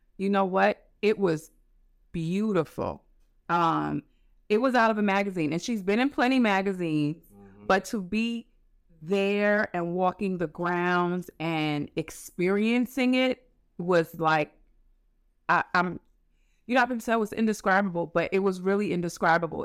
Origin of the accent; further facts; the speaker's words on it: New York City, New York, United States; also born or lived in Queens; I was born in Queens, raised in the Bronx